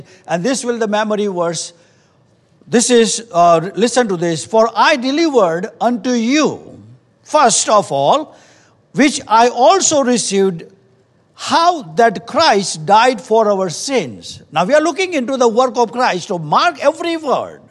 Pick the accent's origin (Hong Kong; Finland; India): India; moved away; we come from India